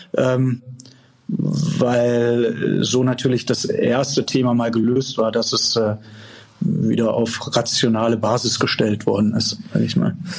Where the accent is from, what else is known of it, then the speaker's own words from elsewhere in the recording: Eltville am Rhein, Hesse, Germany; also born or lived in Bonn / Fribourg, Switzerland; Ich bin hier aufgewachsen mitten im Weingut